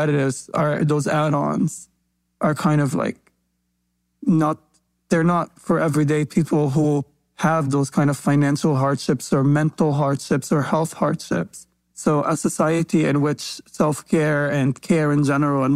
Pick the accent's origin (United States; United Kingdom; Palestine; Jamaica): Palestine; I grew up in Palestine